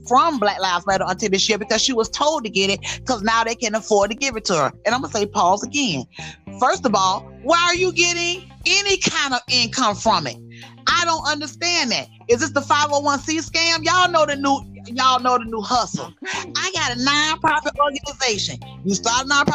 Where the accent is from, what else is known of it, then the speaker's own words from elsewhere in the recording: Miami, Florida, United States; I can't help where I came from. I said, hey, Dade County bred